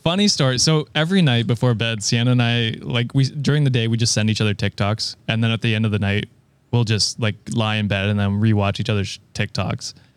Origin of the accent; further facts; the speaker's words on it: Canada; I'm Canadian